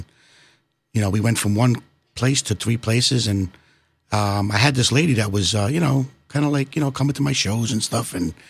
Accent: New York City, New York, United States; moved away as an adult; also born or lived in Manhattan, New York; now in Pennsylvania, United States; I was born in Manhattan, New York, and I was raised in Bensonhurst, Brooklyn. Did a couple of states here and there, but now I wind up in Pennsylvania with my beautiful wife and my wonderful family

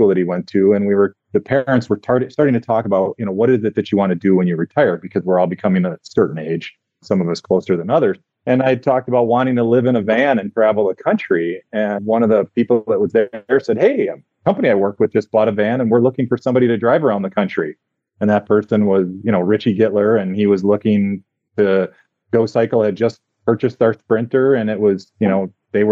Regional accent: Milwaukee, Wisconsin, United States; I'm from Milwaukee originally, and there's this little lake behind our place, Mud Lake

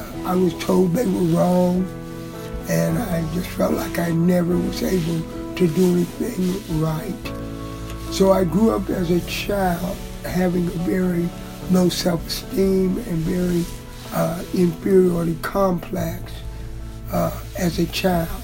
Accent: Springfield, Ohio, United States; I'm from Springfield, Ohio.

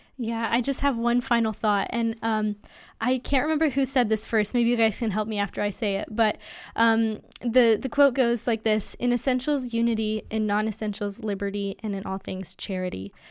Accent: United States; American Christians

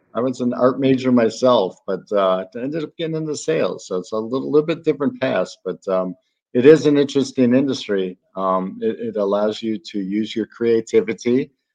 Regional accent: Chicago, Illinois, United States; now in Florida, United States; I'm from Chicago too

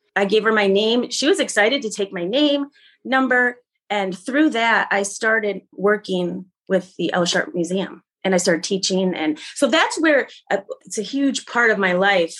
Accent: Grand Rapids, Michigan, United States; also born or lived in Kalamazoo, Michigan / Seattle, Washington; now in Jackson, United States; I'm from uh, Grand Rapids, Michigan. I was born in Grand Rapids

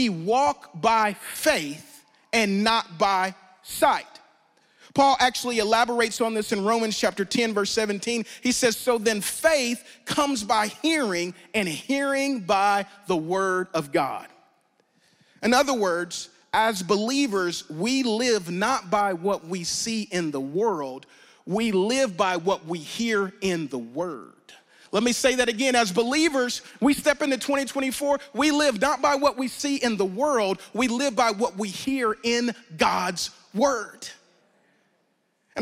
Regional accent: Louisiana, United States; I'm from Louisiana

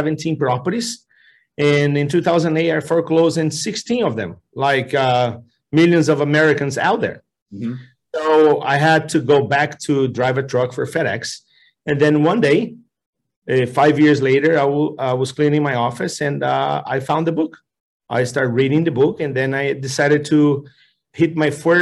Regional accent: Brazil; moved away as an adult; now in United States; I'm from Brazil, and although I'm a Brazilian

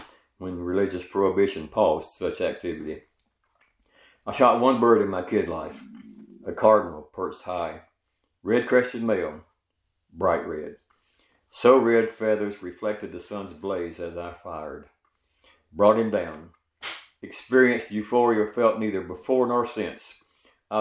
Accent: Greenville, South Carolina, United States; I grew up in Greenville, South Carolina, in the San Susie community on Bailey Street

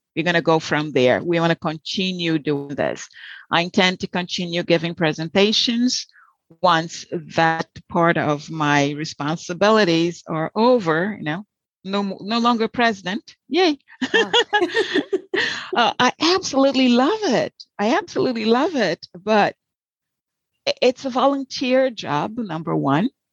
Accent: Salvador, Bahia, Brazil; English is a second language; moved away as an adult; also born or lived in Rio de Janeiro, Brazil / Florida, United States; now in United States; I was born in Rio, so I'm a Carioca, but raised in Salvador, so a Baiana

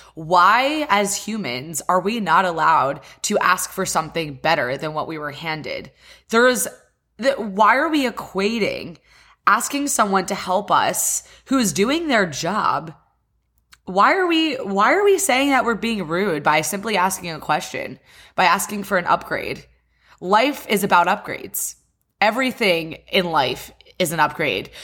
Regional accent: West Chester, Pennsylvania, United States; now in Miami, United States; I live in Miami, Florida, and I am from Westchester, Pennsylvania

